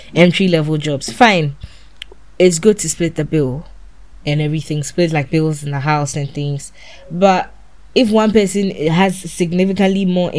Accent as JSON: {"language": "English", "country": "Ghana", "moved": "yes", "said": "as a Ghanaian woman"}